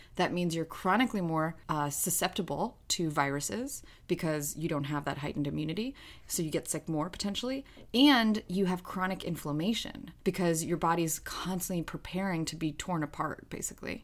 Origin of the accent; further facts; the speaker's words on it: New York, United States; English is a second language; growing up in New York